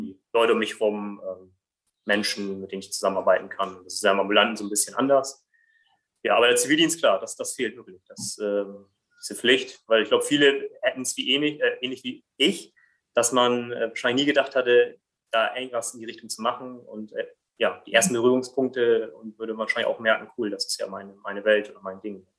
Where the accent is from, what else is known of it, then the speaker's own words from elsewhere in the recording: Brazil; now in Germany; komme gebürtig aus Brasilien